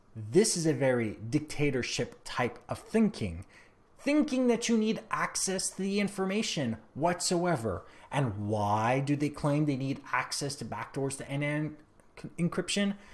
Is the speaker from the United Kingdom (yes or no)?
no; Canada; I am Canadian